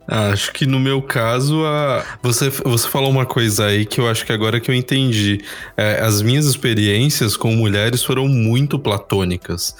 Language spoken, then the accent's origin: Portuguese; São Paulo, Brazil; sou da Zona Sul de São Paulo, sou do Grajaú